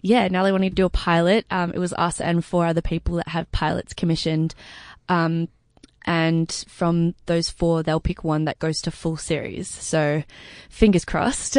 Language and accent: English; Sydney, New South Wales, Australia; I grew up, uh, in Crow's Nest in the North Shore of Sydney.